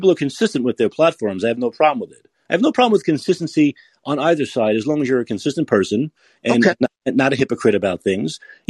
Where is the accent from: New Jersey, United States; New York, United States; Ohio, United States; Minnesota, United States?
New York, United States; New York City; moved away as an adult; now in San Francisco, United States; I'm from New York City.